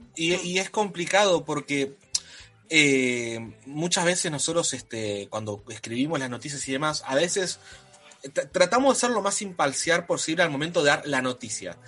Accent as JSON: {"language": "Spanish", "country": "Argentina", "said": "nosotros somos de Argentina"}